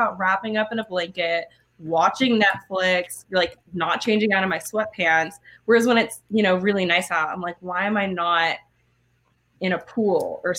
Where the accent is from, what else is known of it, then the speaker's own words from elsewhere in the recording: Oakland, California, United States; I grew up in Oakland.